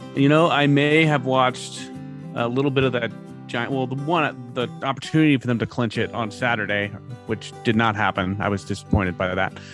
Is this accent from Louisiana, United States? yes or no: no; Bay Area, California, United States; moved away as an adult; also born or lived in Portland; I grew up in the Bay Area